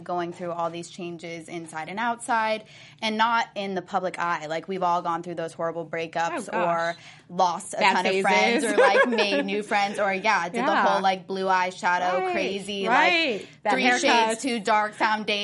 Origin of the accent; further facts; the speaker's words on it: Las Vegas, Nevada, United States; Vegas was amazing to grow up